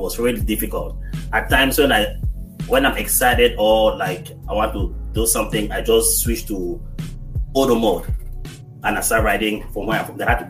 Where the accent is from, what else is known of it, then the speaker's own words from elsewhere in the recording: Cameroon; moved away as an adult; now in United States; Yeah, so I'm originally from Cameroon, West Africa, and I came here 2010.